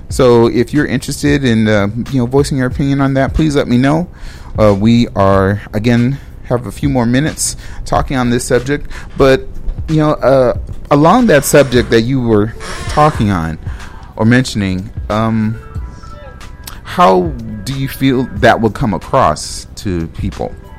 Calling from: Minneapolis, Minnesota, United States; I'm calling from Minneapolis

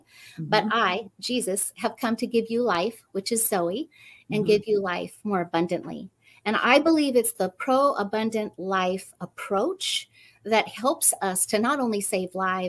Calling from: Fairfield, California, United States; Fairfield, California.

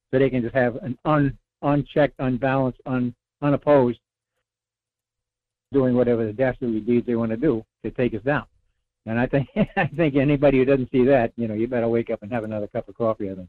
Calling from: North Pole, Alaska, United States; Good morning, Michael. This is … in North Pole.

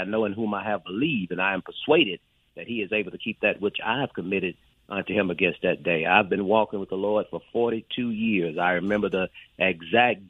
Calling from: Meridian, Mississippi, United States; I'm calling from your hometown, Meridian, Mississippi

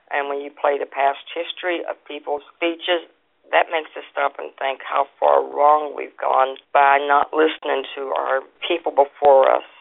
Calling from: Great Bend, Kansas, United States; I'm calling from Great Bend, Kansas, and I listen to Bott Radio every day.

